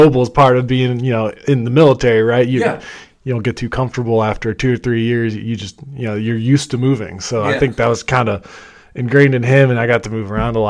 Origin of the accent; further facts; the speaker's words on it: St. Louis, Missouri, United States; also born or lived in Midwest; Yeah, born and raised in St. Louis, Missouri. Moved around the Midwest, and so the interesting part there is my dad was in the Navy.